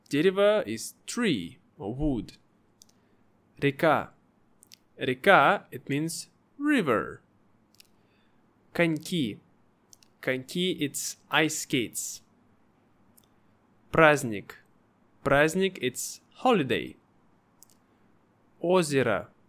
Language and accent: Russian; Irkutsk, Irkutsk Oblast, Russia; Мой родной город. Я родился и вырос в городе Иркутск.